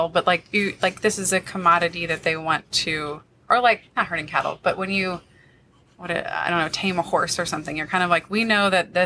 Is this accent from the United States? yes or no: yes; United States; as an American